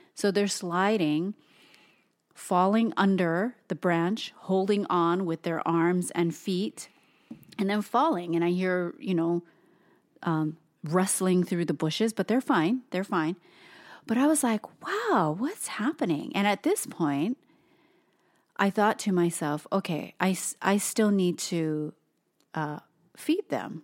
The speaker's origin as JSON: {"language": "English", "region": "Hawaii", "country": "United States", "tie": "born or raised there", "moved": "yes", "lives_now": "Portland, United States", "said": "Toast and I are born and raised in Hawaii of all places"}